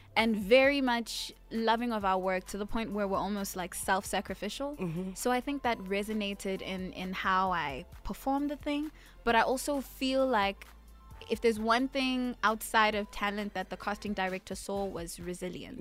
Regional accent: South Africa

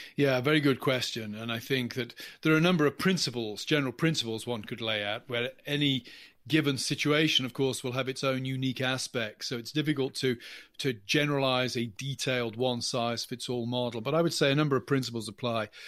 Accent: England, United Kingdom; accent: English; now in United States; As you can tell from my accent, I, I'm English, not American

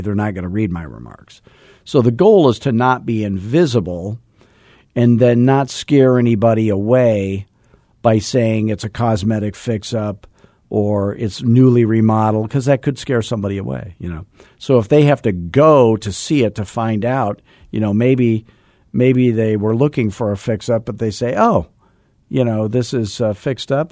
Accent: Scottsdale, Arizona, United States; I'm from Arizona.

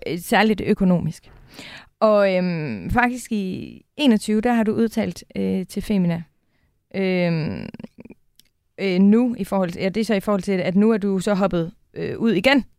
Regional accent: North Jutland, North Denmark Region, Denmark; now in Copenhagen, Denmark; I virkeligheden er jeg jo nordjyde, hmm. udstationeret øh, i hovedstaden.

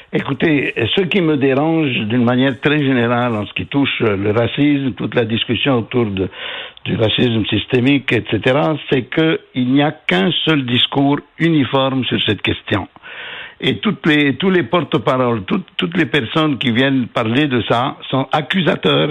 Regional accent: Quebec, Canada; en tant que Québécois

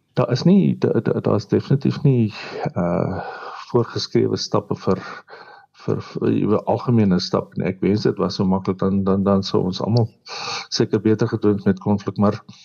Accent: South Africa; ons as Suid-Afrikaners

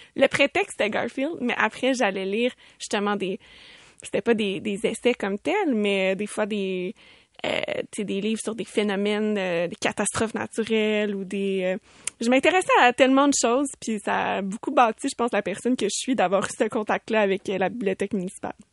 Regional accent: Sainte-Julie, Quebec, Canada; je viens de Sainte-Julie

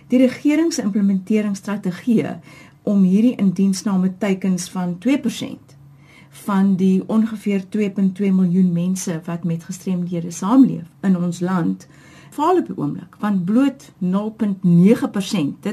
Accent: Cape Town, Western Cape, South Africa; Ek is gebore in Getoe, Kaapenaar. Ek is een van die ek dink bevoorregtes om te sê my hele lewe lank hier gewoon.

